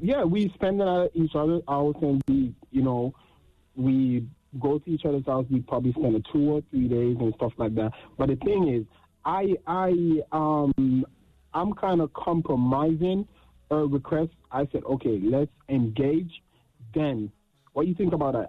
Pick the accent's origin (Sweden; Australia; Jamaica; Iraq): Jamaica; I'm Jamaican